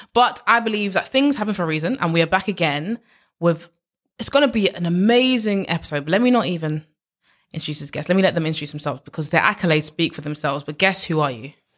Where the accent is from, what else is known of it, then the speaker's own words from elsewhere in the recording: London, United Kingdom; I grew up in East London